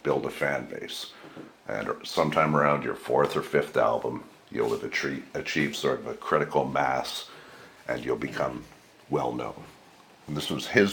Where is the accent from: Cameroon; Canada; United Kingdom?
Canada; I wasn't really prepared to leave my hometown